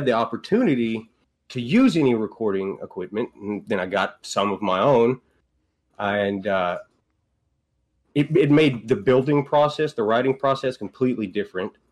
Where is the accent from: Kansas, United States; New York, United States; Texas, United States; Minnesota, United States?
Texas, United States; Huxley; the family farm in deep east Texas. A little bitty town called Huxley.